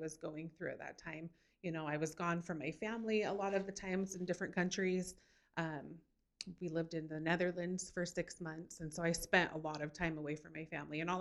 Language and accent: English; Kearns, Utah, United States; also born or lived in Florida; I was born and raised in Kearns, Utah.